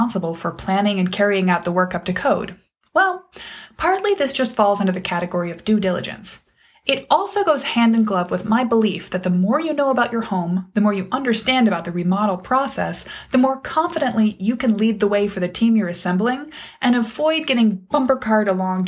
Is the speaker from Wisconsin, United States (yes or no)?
yes; Wisconsin, United States; my home state of Wisconsin